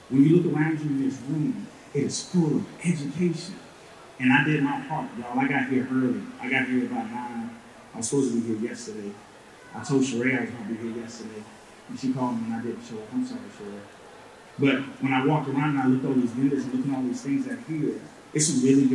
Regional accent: South Carolina, United States; I'm from Alpena, South Carolina.

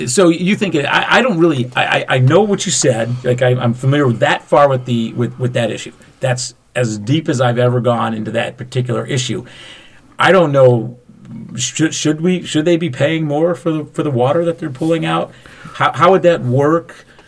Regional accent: Macomb County, Michigan, United States; Fred and I were raised in Macomb County

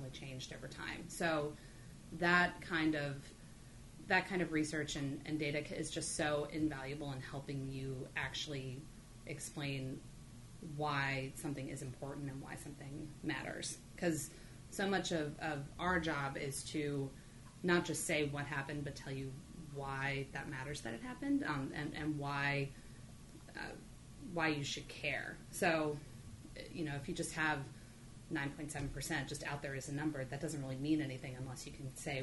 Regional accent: Virginia, United States; moved away as an adult; also born or lived in Greensboro, North Carolina; now in Boston, United States; I grew up in Virginia

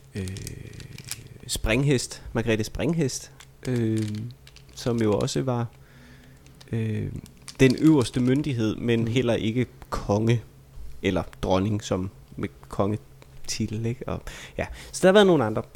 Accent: Vejle, Southern Denmark, Denmark; jeg er jo fra Vejle

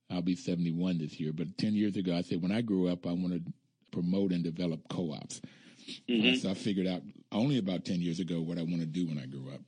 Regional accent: Bluefield, West Virginia, United States; moved away; also born or lived in Cleveland, Ohio; I grew up in Bluefield, West Virginia, small

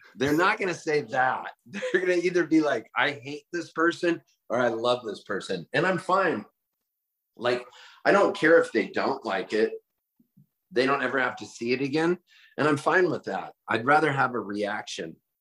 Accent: Palm Springs, California, United States; also born or lived in Halifax, Nova Scotia, Canada; we moved to Palm Springs and we became U S citizens

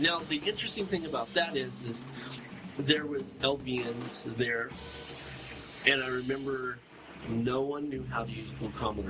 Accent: California, United States; And as I'm waking up, mind you, this doctor, which I came from California, I'm young, I'm still a kid at this point.

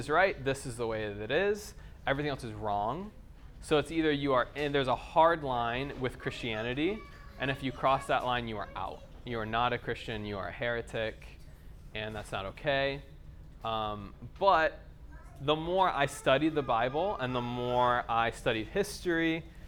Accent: United States; accent: American; moved away; if you can't tell from my accent, I'm from America.

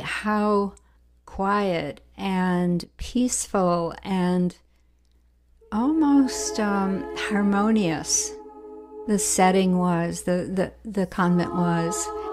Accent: Milwaukee, Wisconsin, United States; my hometown of Milwaukee

